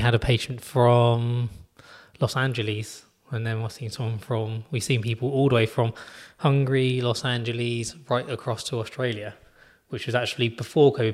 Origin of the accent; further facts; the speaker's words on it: United Kingdom; being British